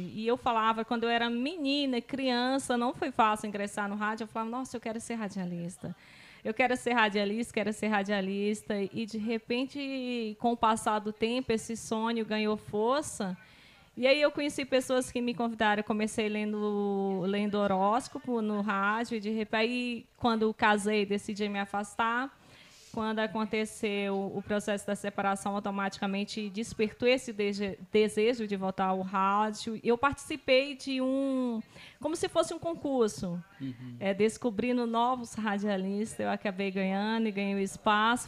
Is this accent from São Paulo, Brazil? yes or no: no; Paraíso do Tocantins, Tocantins, Brazil; eu sou natural aqui de Paraíso. É, eu fui criada, eu nasci aqui no município de Paraíso, mas eu fui criada